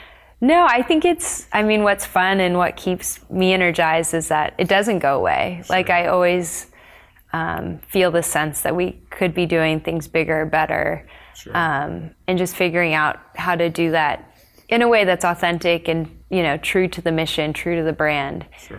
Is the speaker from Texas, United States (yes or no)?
yes; Texas, United States; also born or lived in Colorado; So I was born in Colorado and then we moved to Texas.